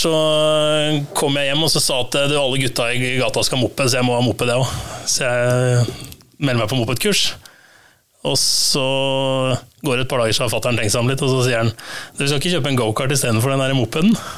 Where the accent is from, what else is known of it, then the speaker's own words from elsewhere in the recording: Lørenskog, Akershus, Norway; jeg er fra Lørenskog